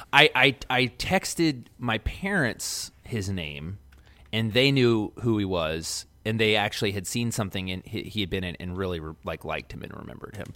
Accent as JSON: {"language": "English", "town": "Baltimore", "region": "Maryland", "country": "United States", "tie": "born or raised there", "said": "growing up in West Baltimore"}